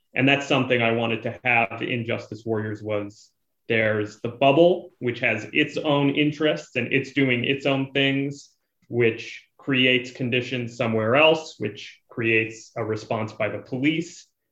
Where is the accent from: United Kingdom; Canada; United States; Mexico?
Canada; being a Canadian